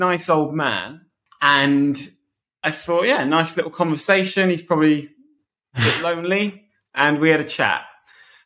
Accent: Bedford, East of England, United Kingdom; I'm swimming at a local swimming pool called Robinson Pool in my hometown, Bedford.

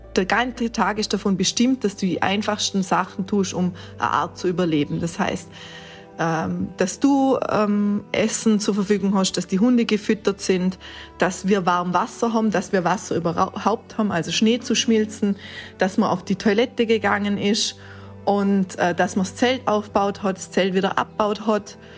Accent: Montafon, Vorarlberg, Austria; komme aus dem schönen Montafon

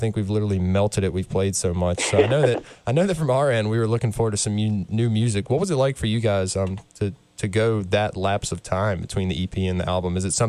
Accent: Raleigh, North Carolina, United States; I'm from Raleigh

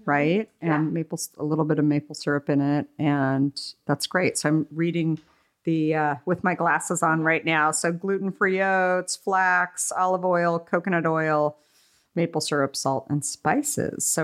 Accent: San Diego, California, United States; also born or lived in Japan / San Francisco; I grew up in San Diego.

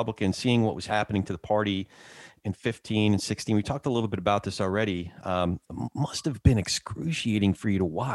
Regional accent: New Jersey, United States; now in California, United States; I grew up in Central Jersey

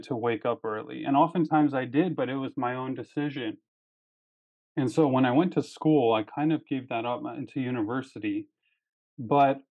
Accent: Washington, District of Columbia, United States; I grew up in Washington, D.C. area.

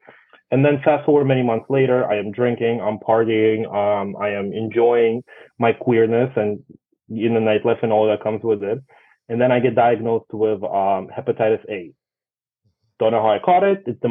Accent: Russia; now in New York, United States; I come from Russia

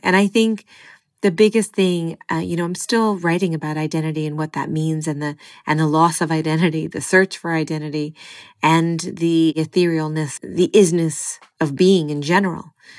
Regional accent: California, United States; born and raised in California

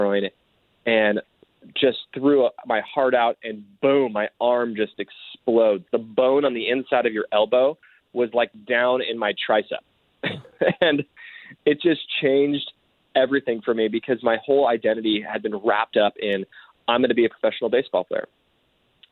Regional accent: Southern California, United States; now in Oregon, United States; I grew up in Southern California, far away from snow

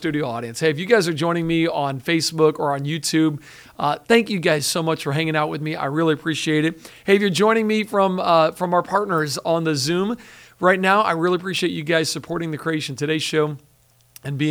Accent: Pensacola, Florida, United States; I'm from Pensacola.

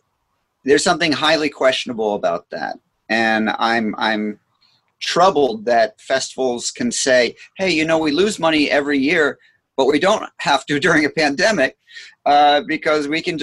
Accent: Scotland, United Kingdom; I'm Scottish, so that's important to me.

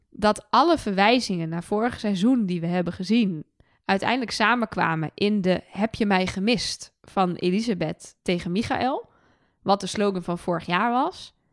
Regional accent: Twente, Overijssel, Netherlands; now in Utrecht, Netherlands; ik kom uit Twente, dus ik zeg Kinepolis.

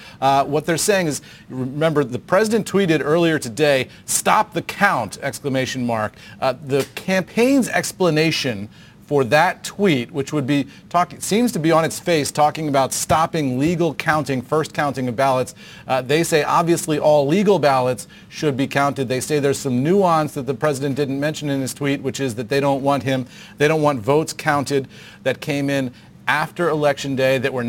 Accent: Philadelphia, Pennsylvania, United States; my hometown of Philadelphia.

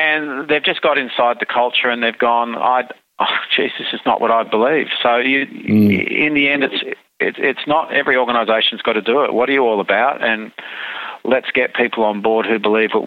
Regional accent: Australia; we're just an Australian being an Australian

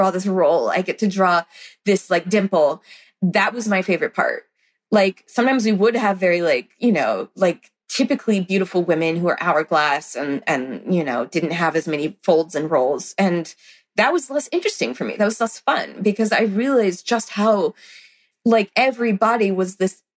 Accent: the South, United States; I grew up in the South.

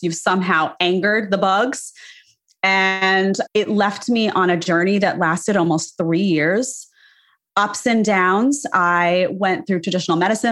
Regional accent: New York City, New York, United States; I grew up in New York, and that's just, you know, in the city, no less.

